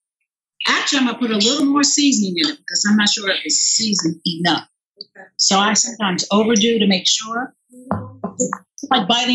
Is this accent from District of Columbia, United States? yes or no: no; Philadelphia, Pennsylvania, United States; I'm right here in Philadelphia all my life.